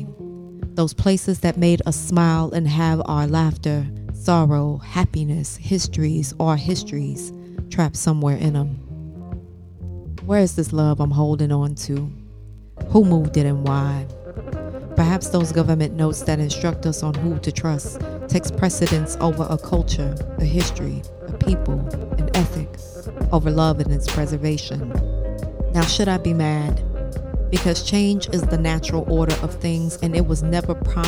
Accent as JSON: {"language": "English", "town": "St. Louis", "region": "Missouri", "country": "United States", "tie": "born or raised there", "moved": "yes", "said": "returning back home to my hometown of St. Louis, Missouri"}